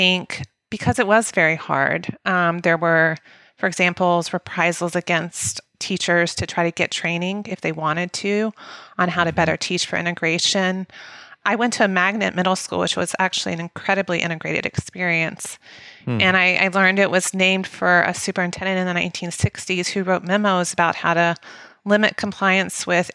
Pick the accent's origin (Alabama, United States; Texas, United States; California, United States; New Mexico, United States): Alabama, United States; Mobile; moved away; I grew up in Mobile, Alabama, which is the largest school district in Alabama